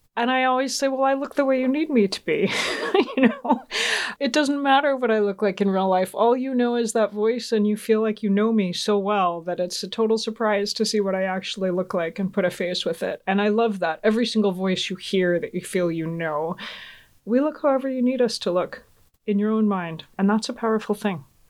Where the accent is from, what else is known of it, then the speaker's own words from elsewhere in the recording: Georgia, United States; also born or lived in Augsburg, Germany; growing up in Georgia